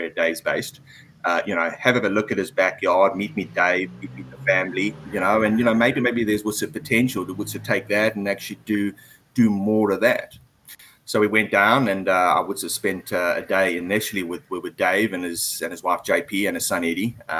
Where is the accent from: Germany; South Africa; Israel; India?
South Africa; Durban, KwaZulu-Natal; moved away as an adult; also born or lived in Harare, Zimbabwe / Johannesburg, South Africa / United Kingdom / Switzerland; now in Vietnam; we moved down to South Africa when I was about 5 or 6 years old, Durban, which is on the east coast. I went to school there